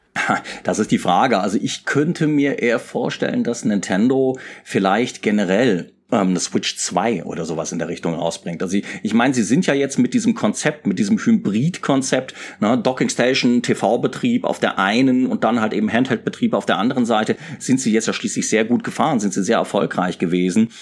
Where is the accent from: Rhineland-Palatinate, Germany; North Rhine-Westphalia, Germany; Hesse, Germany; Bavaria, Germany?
Rhineland-Palatinate, Germany; Mainz; moved away as an adult; ich bin ja in Mainz groß geworden